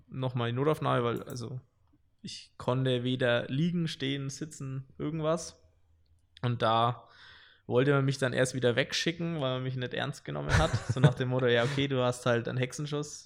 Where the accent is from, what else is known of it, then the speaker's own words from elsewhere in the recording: Wilhelmsdorf, Bavaria, Germany; ich komme aus Wilhelmsdorf, sag ich mal, ein bisschen außerhalb von Nürnberg